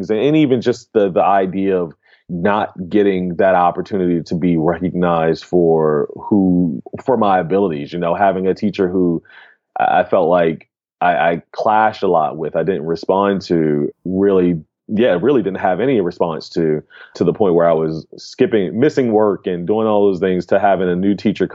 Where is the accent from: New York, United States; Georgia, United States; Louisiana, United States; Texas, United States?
Georgia, United States; Atlanta; also born or lived in Baltimore, Maryland; I moved from Baltimore when I was about 9 or 10 and came to Atlanta